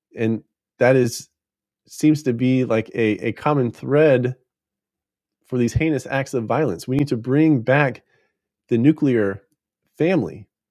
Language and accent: English; United States